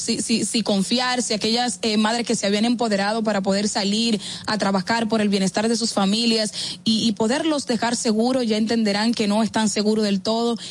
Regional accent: Dominican Republic; como buenos dominicanos

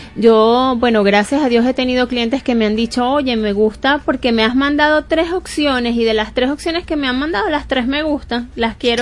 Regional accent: Barquisimeto, Lara, Venezuela; yo soy de Barquisimeto y yo leía El Informador

